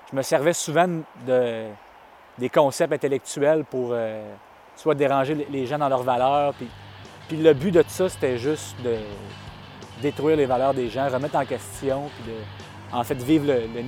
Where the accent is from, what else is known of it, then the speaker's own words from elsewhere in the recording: Saint-Apollinaire, Quebec, Canada; born there; Je suis né à Saint-Apollinaire, sur la rive sud.